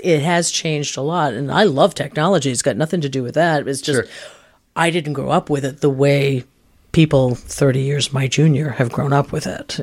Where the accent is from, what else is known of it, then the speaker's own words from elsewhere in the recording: Canaan, New Hampshire, United States; I grew up in a little town called Canaan, New Hampshire.